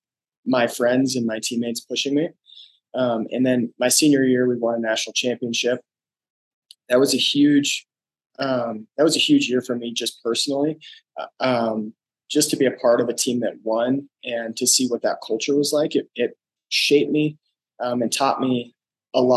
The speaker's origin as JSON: {"language": "English", "town": "Lakewood", "region": "Colorado", "country": "United States", "tie": "born or raised there", "said": "I'm from Lakewood, Colorado. I grew up here"}